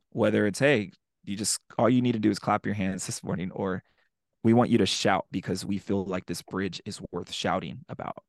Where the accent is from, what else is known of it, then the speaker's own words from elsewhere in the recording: San Antonio, Texas, United States; moved away; San Antonio, which is my hometown. That's where I'm from